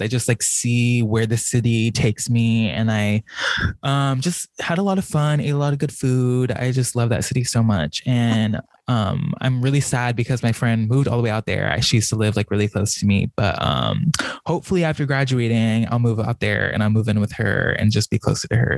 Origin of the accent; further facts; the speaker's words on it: Norwalk, California, United States; moved away as an adult; also born or lived in Buena Park, California; now in San Francisco, United States; I grew up in Orange County. So with my parents, I lived in Buena Park